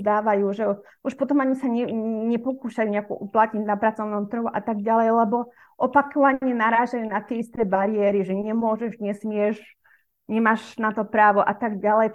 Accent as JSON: {"language": "Slovak", "country": "Slovakia", "said": "ja som Slovenka"}